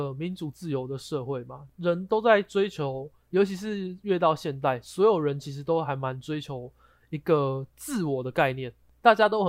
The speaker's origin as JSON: {"language": "Chinese", "country": "Taiwan", "said": "大家身为台湾人，应该多少都会知道他是谁嘛。"}